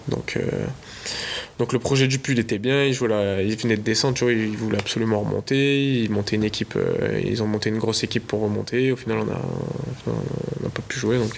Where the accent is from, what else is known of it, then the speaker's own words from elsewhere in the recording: Nice, Provence-Alpes-Côte d'Azur, France; moved away; je suis de Nice